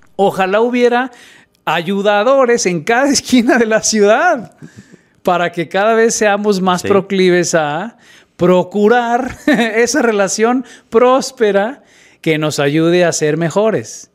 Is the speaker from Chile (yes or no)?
no; Guadalajara, Jalisco, Mexico; yo nací en Guadalajara